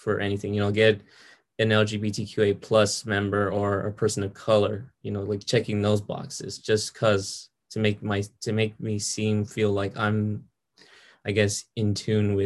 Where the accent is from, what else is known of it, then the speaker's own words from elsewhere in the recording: Atlanta, Georgia, United States; now in Houston, United States; I live in Houston, Texas, but I wasn't born here. I was born in Atlanta, Georgia, where most of my friends were either white or black. I didn't have any Hispanic friends at all until I moved here